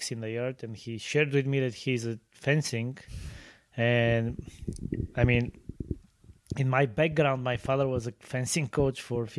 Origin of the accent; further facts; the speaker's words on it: Sofia, Sofia City, Bulgaria; Well, I was born and raised in Bulgaria, in the city of Sofia.